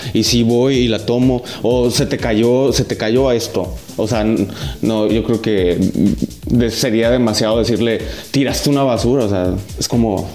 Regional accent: Ures, Sonora, Mexico; born or raised there; also born or lived in Hermosillo

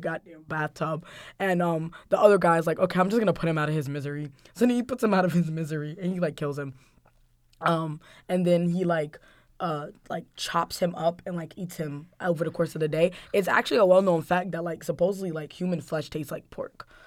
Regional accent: Guinea; moved away; my home country, Guinea

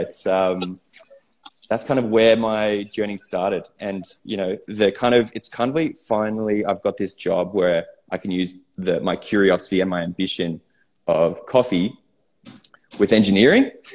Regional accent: Sydney, New South Wales, Australia; I grew up in Sydney

